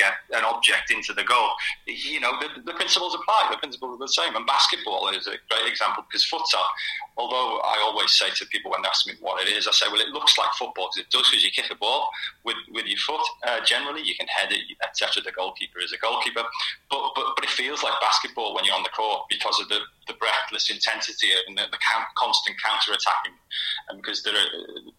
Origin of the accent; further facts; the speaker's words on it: Liverpool, North West England, United Kingdom; me growing up in Liverpool, playing street football in the 70s and 80s